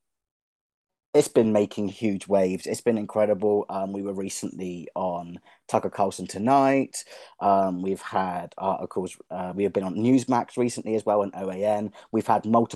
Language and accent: English; England, United Kingdom; now in Arizona, United States; I'm from England